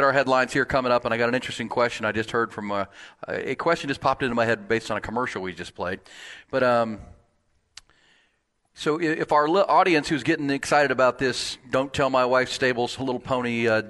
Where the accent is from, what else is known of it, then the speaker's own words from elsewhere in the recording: Houston, Texas, United States; I grew up in Houston.